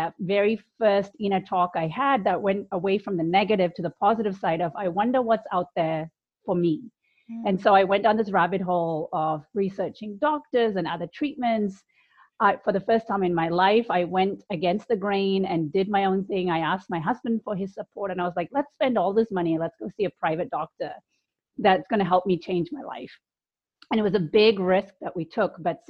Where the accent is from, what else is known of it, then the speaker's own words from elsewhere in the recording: India; also born or lived in United Kingdom; now in United States; So I grew up in India, the UK, and I've lived in the US for the longest period of my life. And I was a good Indian girl, very conservative family.